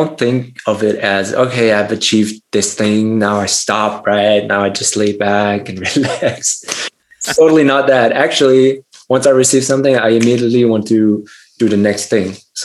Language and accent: English; Germany; I grew up in Germany